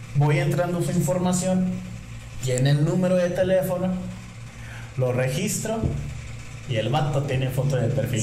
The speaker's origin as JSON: {"language": "Spanish", "town": "Nuevo Laredo", "region": "Tamaulipas", "country": "Mexico", "tie": "born or raised there", "moved": "as an adult", "said": "Soy originario de Nuevo Laredo, yo llegué aquí a los a los 18"}